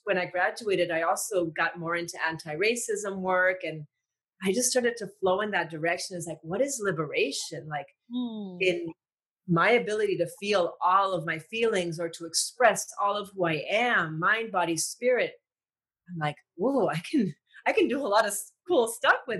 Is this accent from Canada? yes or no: no; Puerto Rico; I grew up in Puerto Rico